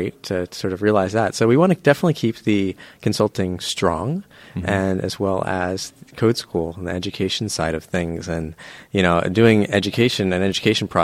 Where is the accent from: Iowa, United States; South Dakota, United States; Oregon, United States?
Oregon, United States; Beaverton; moved away; I grew up in Beaverton. Went to Beaverton High School, home of the Beaverton Beavers